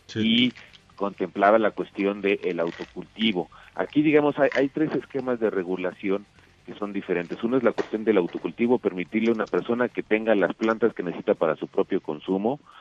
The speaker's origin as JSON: {"language": "Spanish", "country": "Mexico", "said": "yo como mexicano"}